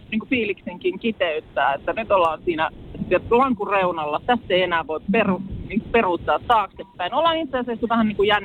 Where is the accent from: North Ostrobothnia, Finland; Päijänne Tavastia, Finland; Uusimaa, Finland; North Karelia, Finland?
Päijänne Tavastia, Finland; Lahti; olen siis Lahdesta